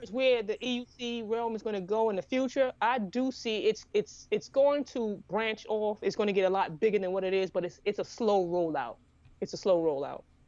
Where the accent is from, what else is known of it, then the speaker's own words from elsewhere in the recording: New York, United States; now in Savannah, United States; I grew up in New York